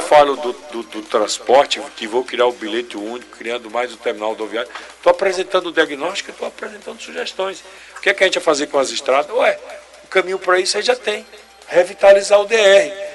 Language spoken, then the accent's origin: Portuguese; Itabaiana, Sergipe, Brazil; Eu sou de Itabaiana. Eu sou de Itabaiana. Está no meu sangue empreender